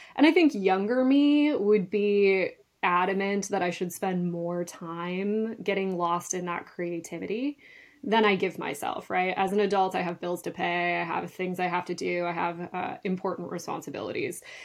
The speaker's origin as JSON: {"language": "English", "area": "north of Duluth", "region": "northern Minnesota", "country": "United States", "tie": "born or raised there", "said": "I actually grew up in northern Minnesota, um, just north of Duluth on the shores of Lake Superior"}